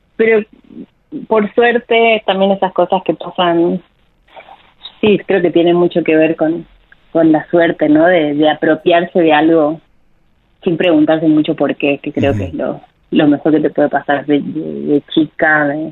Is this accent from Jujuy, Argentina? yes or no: yes; Jujuy, Argentina; moved away as an adult; also born or lived in Córdoba, Argentina / Mexico; yo soy de Jujuy